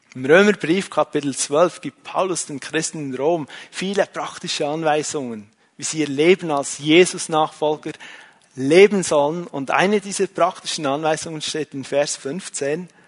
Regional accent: Switzerland; als Schweizer

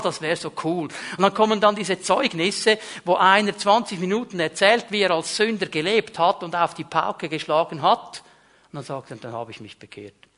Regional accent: Switzerland; ich bin Schweizer

